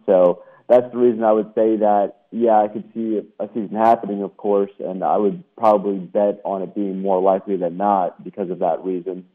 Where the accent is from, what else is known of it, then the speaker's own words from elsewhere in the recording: New York City, New York, United States; moved away; also born or lived in Florida / Alabama / Mississippi; I'm from uh, New York City originally, but I've lived in Florida, Alabama, and Mississippi as well